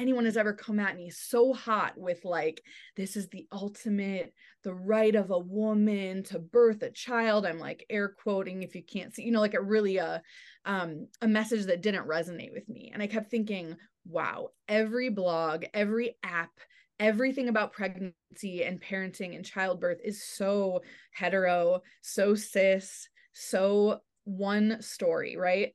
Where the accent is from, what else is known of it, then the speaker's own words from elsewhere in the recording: Michigan, United States; I grew up in, in Michigan in the suburbs